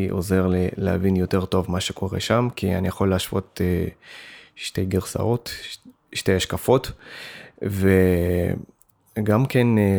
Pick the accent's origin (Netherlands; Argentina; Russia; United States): Russia; now in Israel; אני במקור בא מרוסיה, ויש לי הרבה משפחה וחברים ברוסיה, אבל במקור אה, חלק מהמשפחה שלי מאוקראינה